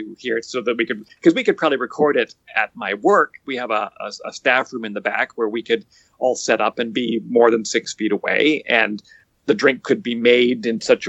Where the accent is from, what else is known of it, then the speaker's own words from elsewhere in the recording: White Rock, British Columbia, Canada; I grew up in White Rock